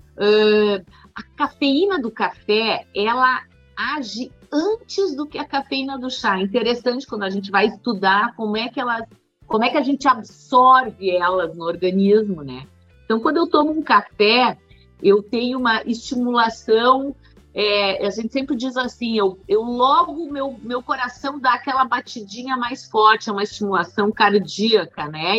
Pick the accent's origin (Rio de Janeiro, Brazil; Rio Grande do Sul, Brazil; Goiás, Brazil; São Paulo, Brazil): Rio Grande do Sul, Brazil; Eu sou gaúcha